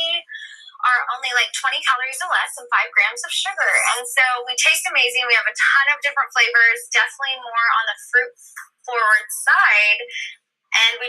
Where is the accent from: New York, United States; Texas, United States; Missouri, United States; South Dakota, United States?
Texas, United States; I am from Texas, and Poppi headquarters is in Dallas, Texas right now, and we have, you know, team members all over, but I grew up here